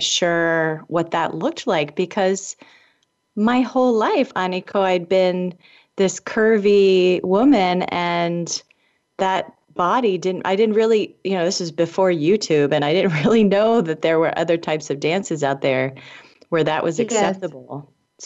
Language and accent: English; Indianapolis, Indiana, United States; I grew up in Indianapolis, Indiana